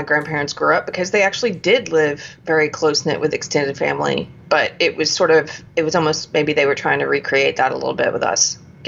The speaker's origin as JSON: {"language": "English", "region": "the South", "country": "United States", "tie": "born or raised there", "said": "growing up in the South"}